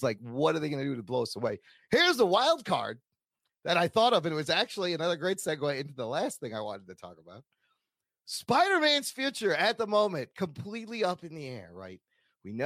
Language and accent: English; Chicago, Illinois, United States; I am also a Pakistani American who was raised in Chicago to immigrant parents